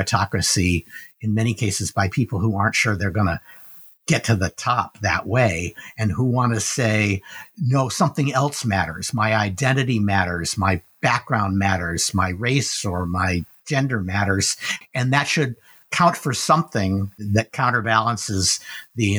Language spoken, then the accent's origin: English; Dearborn, Michigan, United States; I grew up in Dearborn, Michigan, surrounded by Ford workers